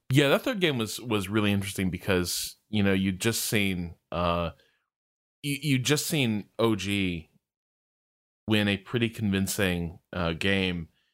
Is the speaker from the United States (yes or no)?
yes; United States; as an American esports fan